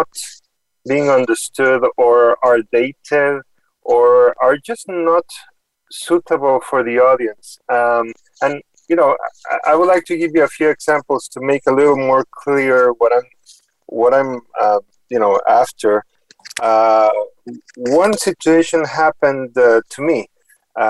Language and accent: English; Mexico; moved away as an adult; also born or lived in Houston, United States / New York City, United States; now in Boston, United States; the whole family moved to Mexico, and I stayed there until my early 20s